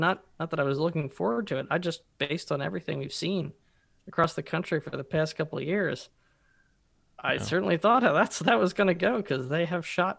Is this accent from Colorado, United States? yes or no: no; Philadelphia, Pennsylvania, United States; from Philly, here with Dan.